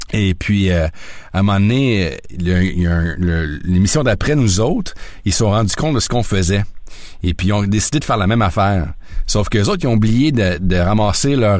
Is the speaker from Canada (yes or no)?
yes; Sherbrooke, Quebec, Canada; moved away as an adult; also born or lived in South Korea / Osaka / Yokohama; je suis un gars de Sherbrooke. J'ai grandi à Sherbrooke.